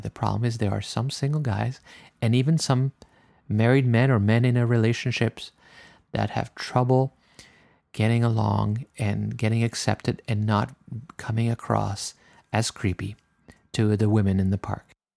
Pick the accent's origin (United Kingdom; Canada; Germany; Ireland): Canada; I'm French Canadian